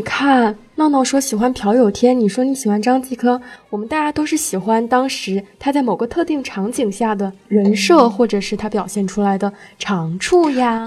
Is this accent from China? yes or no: yes; Shenzhen, Guangdong, China; also born or lived in Hunan; 我是湖南人，然后在深圳长大